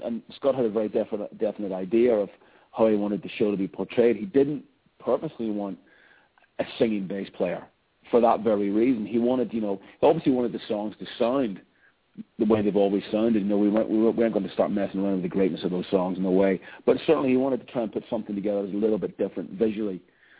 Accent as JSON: {"language": "English", "country": "Ireland", "said": "being an Irish boy and growing up in …, and that band is the soundtrack of my youth"}